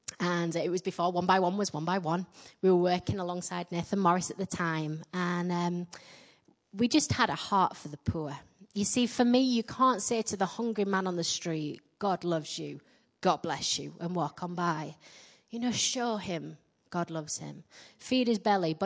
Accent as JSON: {"language": "English", "region": "Yorkshire and the Humber", "country": "United Kingdom", "accent": "Yorkshire", "moved": "yes", "lives_now": "Midlands, England", "said": "I get mocked for my Yorkshire accent everywhere, particularly in my own church."}